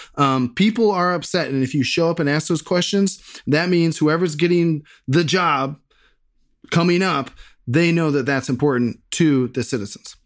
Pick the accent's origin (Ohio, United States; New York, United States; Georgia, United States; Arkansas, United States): Ohio, United States; Bexley; my hometown of Bexley.